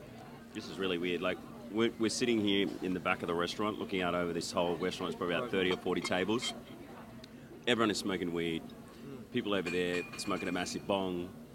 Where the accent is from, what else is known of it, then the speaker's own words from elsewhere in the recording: Australia; I fly back to Australia tomorrow.